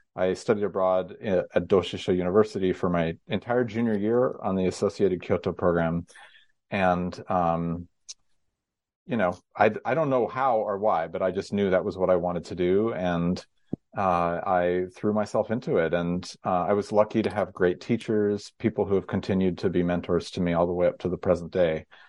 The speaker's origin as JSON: {"language": "English", "region": "Northern California", "country": "United States", "tie": "born or raised there", "said": "I grew up in Northern California"}